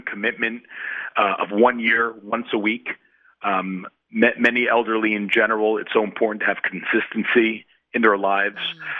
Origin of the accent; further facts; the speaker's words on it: Fair Lawn, New Jersey, United States; moved away as an adult; also born or lived in Israel; now in Tel Aviv, Israel; I grew up in Fair Lawn, New Jersey, grandson of Holocaust survivors. I made Aliyah about 10 and a half years ago.